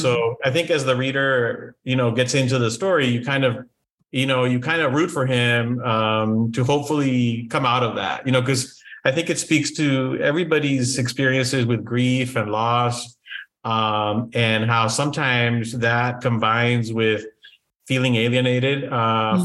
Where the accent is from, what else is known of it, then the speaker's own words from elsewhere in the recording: Brownsville, Texas, United States; moved away; also born or lived in Matamoros, Mexico / San Antonio, Texas; I was born in Brownsville, uh, Texas